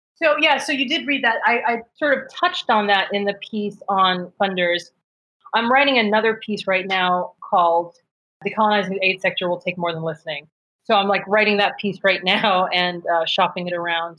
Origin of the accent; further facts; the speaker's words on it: upstate New York, United States; I was raised in upstate New York